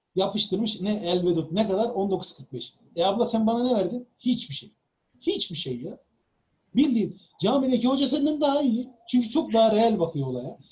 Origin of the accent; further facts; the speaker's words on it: Çukurova, Turkey; ben e, Çukurova'lıyım